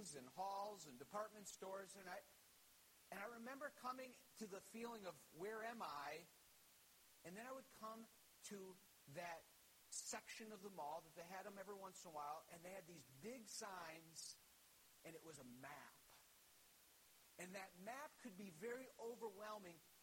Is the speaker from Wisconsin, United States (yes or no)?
yes; Dunbar, Wisconsin, United States; Growing up in Dunbar, Wisconsin